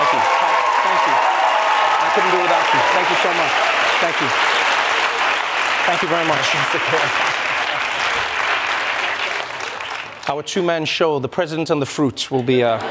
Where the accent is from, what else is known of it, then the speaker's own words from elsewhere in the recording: South Africa; now in United States; my home country, South Africa